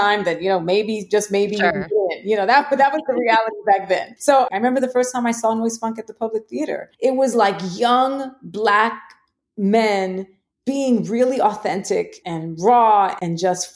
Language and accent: English; New York City, New York, United States; I grew up in the Bronx